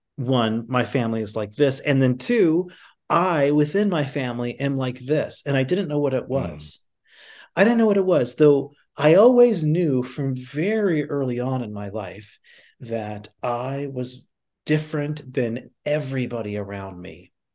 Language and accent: English; North Dakota, United States; now in New York City, United States; I grew up in North Dakota, but then I moved to New York, and then I met another Native person